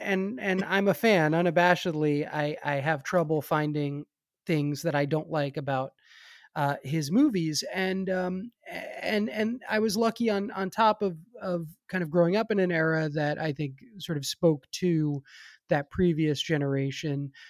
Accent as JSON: {"language": "English", "town": "New York City", "region": "New York", "country": "United States", "tie": "born or raised there", "moved": "yes", "lives_now": "Los Angeles, United States", "said": "I grew up in New York"}